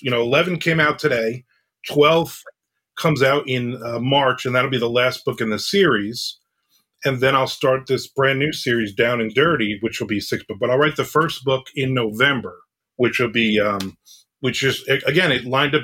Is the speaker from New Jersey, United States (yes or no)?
yes; New Jersey, United States; I grew up in New Jersey.